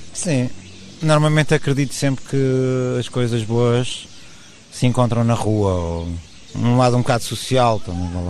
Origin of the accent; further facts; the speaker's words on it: Lisbon, Portugal; somos de Lisboa, fazemos música de Lisboa